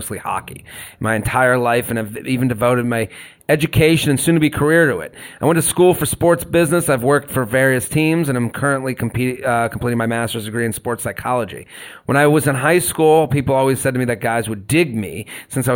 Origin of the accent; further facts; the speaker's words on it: Boston, Massachusetts, United States; I'm from Boston. I like all the Boston teams.